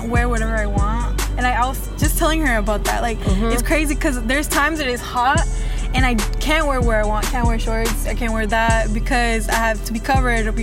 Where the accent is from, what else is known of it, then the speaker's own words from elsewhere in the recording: Oakland, California, United States; I am from Oakland. I was born and raised. I was actually born in Highland, so I'm from Oakland.